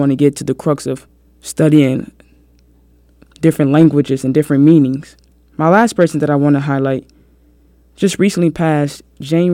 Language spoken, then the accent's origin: English; Chicago, Illinois, United States; Chicago, Illinois, my hometown